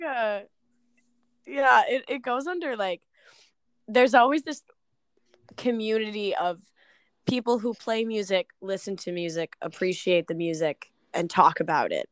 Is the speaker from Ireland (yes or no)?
no; Smithfield, Rhode Island, United States; moved away as an adult; now in Attleboro, United States; I am originally from Smithfield, Rhode Island